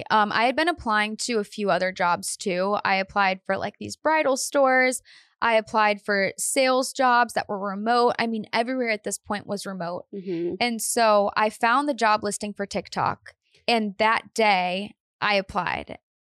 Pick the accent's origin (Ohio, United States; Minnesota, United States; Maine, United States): Ohio, United States; Painesville; moved away as an adult; also born or lived in Austin, Texas; I'm from Painesville, Ohio.